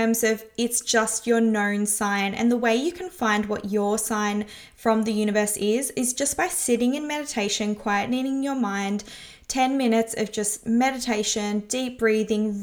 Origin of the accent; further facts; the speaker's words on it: Melbourne, Victoria, Australia; the streets of my hometown